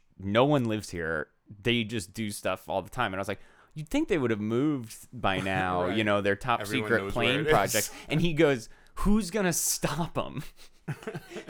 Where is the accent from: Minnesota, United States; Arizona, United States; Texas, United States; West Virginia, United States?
Arizona, United States; now in Los Angeles, United States; I am from Arizona